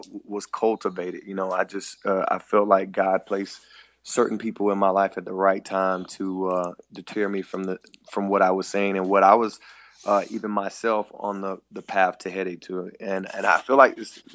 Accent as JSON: {"language": "English", "region": "the Bible Belt", "country": "United States", "tie": "born or raised there", "said": "growing up in the Bible Belt"}